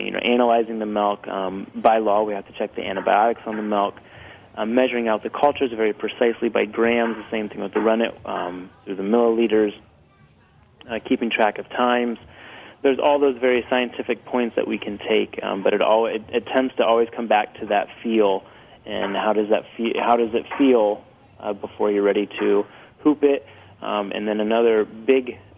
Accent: Ohio, United States; We're from Ohio

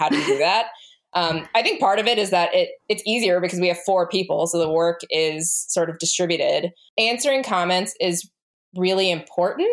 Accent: United States; we are an American family

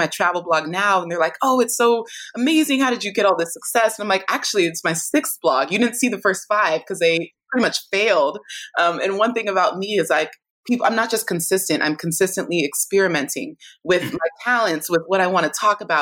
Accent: California, United States; both my parents are Nigerian, born and raised in Nigeria, had me in California

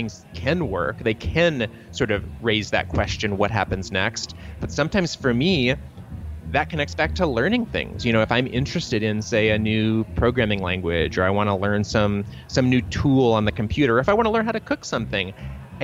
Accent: Troy, Michigan, United States; I grew up in Troy, Michigan, you know, one of the many sort of interchangeable suburbs around Detroit

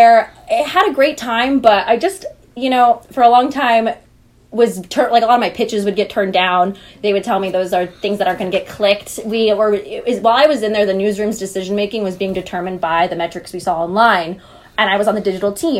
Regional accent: Central Valley, California, United States; I'm from the Central Valley

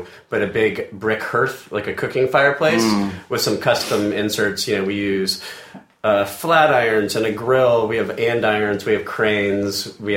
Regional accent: the South, United States; we definitely have a lot of Southern influences because we're both from the South.

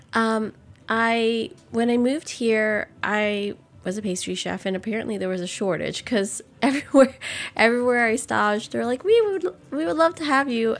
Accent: New Orleans, Louisiana, United States; born or raised there

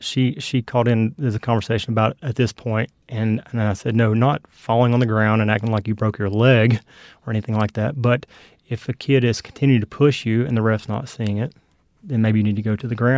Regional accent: North Myrtle Beach, South Carolina, United States; also born or lived in Kingsport, Tennessee; Yes, I grew up in North Myrtle Beach, South Carolina, in Kingsport, Tennessee.

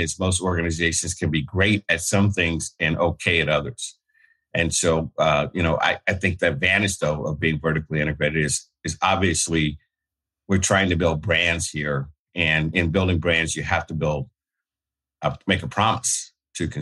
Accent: Alabama, United States; I grew up in Alabama

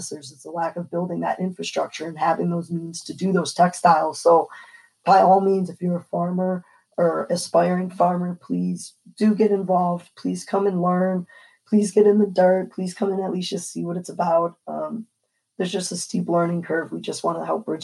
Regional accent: New York, United States; I'm blessed to grow in the state of New York. This is my home state

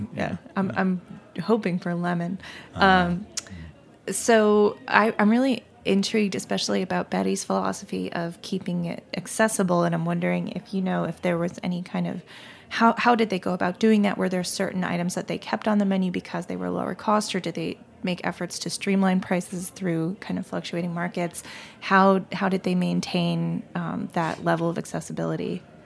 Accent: Maine, United States; moved away; my hometown experience in Maine

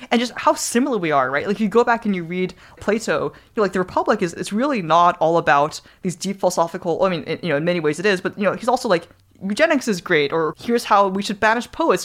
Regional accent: New Zealand; moved away; growing up in New Zealand

